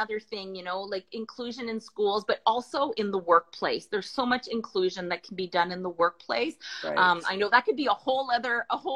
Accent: near Ottawa, Ontario, Canada; I'm from Canada, near the capital, near Ottawa, Canada

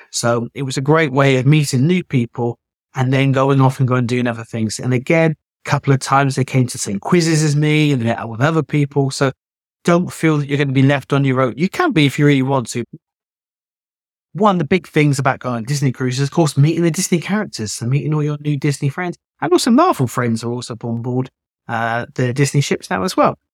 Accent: United Kingdom; I'm British

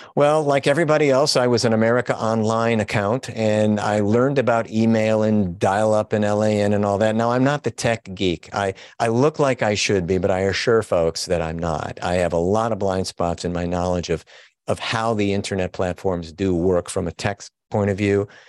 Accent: Chicago, Illinois, United States; also born or lived in Wilmette, Illinois; I am a, a Chicago born and bred guy

